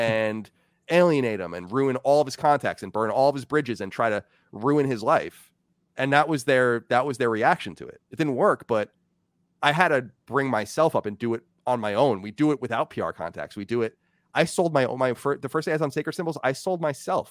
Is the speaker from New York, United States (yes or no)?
yes; Long Island, New York, United States; now in Virginia, United States; I grew up on Long Island, very diverse place